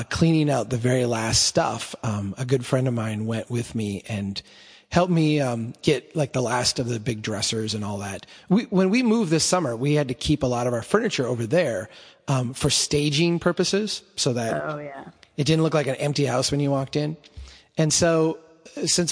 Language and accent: English; Minnesota, United States; I'm Minnesotan